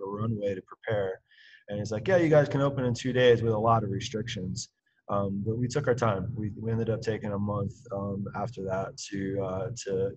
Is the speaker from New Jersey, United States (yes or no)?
yes; New Jersey, United States; now in Boulder, United States; I grew up in New Jersey